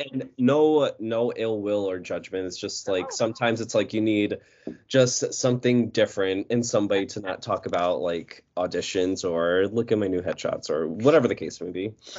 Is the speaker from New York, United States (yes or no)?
yes; New York, United States; I'm from New York